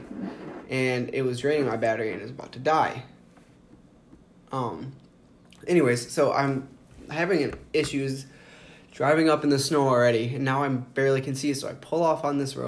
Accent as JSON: {"language": "English", "region": "Indiana", "country": "United States", "said": "I'm from Indiana"}